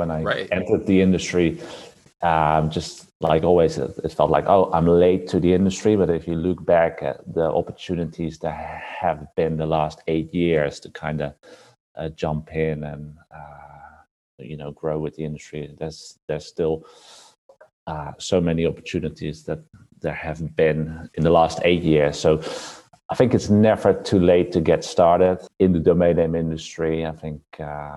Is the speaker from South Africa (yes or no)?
no; Netherlands; moved away as an adult; also born or lived in Hong Kong; I was born and raised in the Netherlands